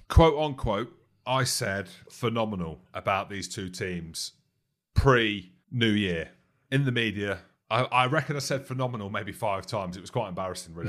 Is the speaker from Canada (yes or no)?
no; Scotland, United Kingdom; as a Scotsman